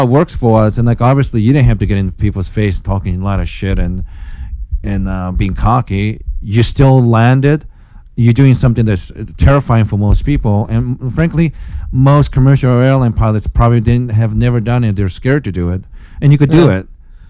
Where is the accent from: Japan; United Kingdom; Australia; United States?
Japan; moved away; growing up in Japan